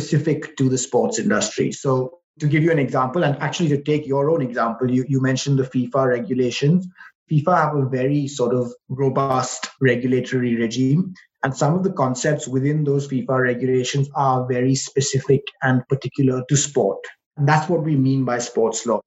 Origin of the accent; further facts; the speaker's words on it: India; moved away as an adult; now in United Kingdom; qualified in India, which is where I'm from